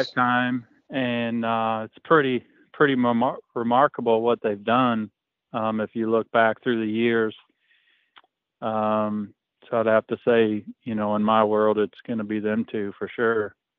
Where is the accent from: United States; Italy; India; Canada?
United States; Fairbury, Illinois; it's at Fairbury. It's my hometown right. or my home track